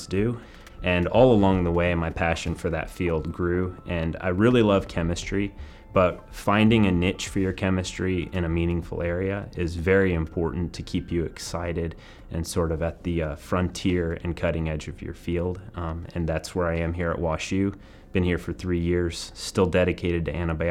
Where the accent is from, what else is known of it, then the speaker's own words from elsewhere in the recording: Southeast Missouri, United States; I grew up in Southeast Missouri